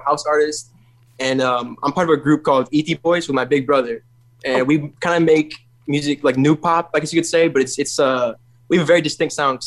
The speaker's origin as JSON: {"language": "English", "town": "Chicago", "region": "Illinois", "country": "United States", "tie": "born or raised there", "moved": "yes", "lives_now": "Broward County, Florida, United States", "said": "I was born in Chicago. I'm based out of Broward County, Florida now, South Florida."}